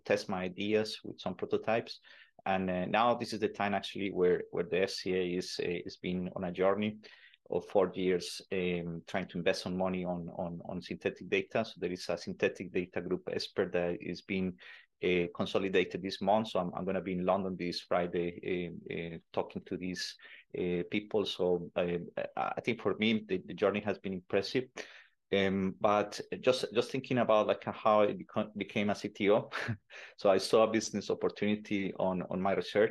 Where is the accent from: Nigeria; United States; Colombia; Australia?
Colombia; moved away; also born or lived in Netherlands; I'm originally from Colombia